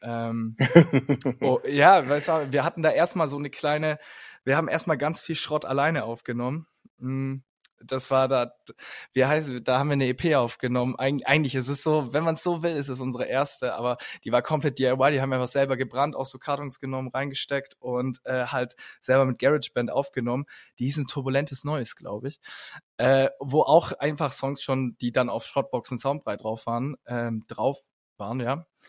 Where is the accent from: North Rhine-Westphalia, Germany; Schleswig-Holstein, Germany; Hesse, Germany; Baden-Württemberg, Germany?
Baden-Württemberg, Germany; Ulm; wir kommen aus Ulm